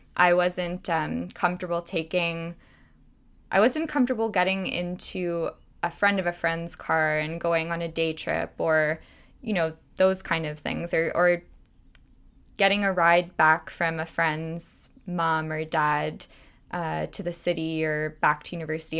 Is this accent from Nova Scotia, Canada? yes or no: no; Toronto, Ontario, Canada; I was born and raised in Toronto, and I still live here now